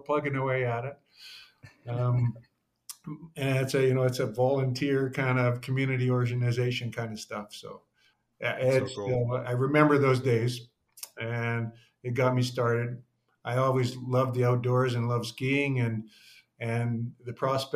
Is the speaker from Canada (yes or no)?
yes; Fort St. John, British Columbia, Canada; I grew up in small town northern Canada, a little town called Fort St. John up on the Alaska Highway